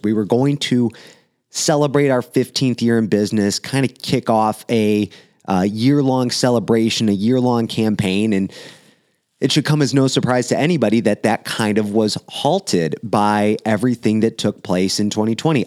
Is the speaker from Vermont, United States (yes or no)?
no; Romeo, Michigan, United States; in my hometown, downtown Romeo here